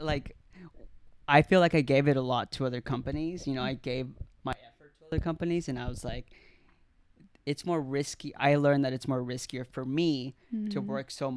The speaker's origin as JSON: {"language": "English", "town": "Marble Falls", "region": "Texas", "country": "United States", "tie": "born or raised there", "said": "I was raised in Texas, Marble Falls, Texas"}